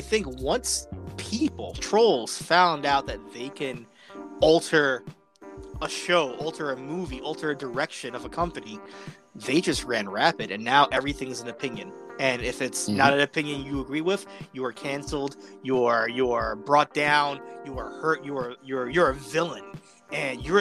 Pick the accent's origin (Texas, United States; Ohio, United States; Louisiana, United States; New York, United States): New York, United States; New York City; growing up in the Bronx